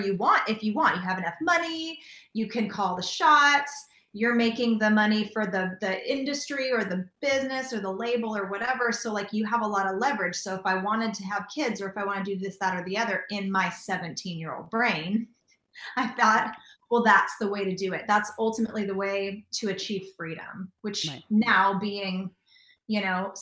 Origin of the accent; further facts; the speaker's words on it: Southern California, United States; moved away as an adult; also born or lived in Nashville; I grew up in Southern California